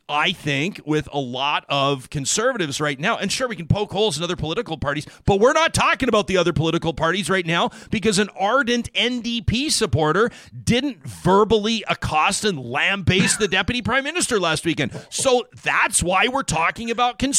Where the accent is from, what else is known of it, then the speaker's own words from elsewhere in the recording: Alberta, Canada; I'm from Alberta